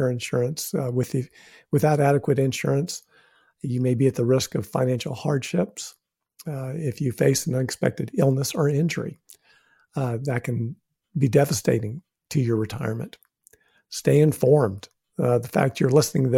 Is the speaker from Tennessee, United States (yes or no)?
no; New Mexico, United States; I'm from New Mexico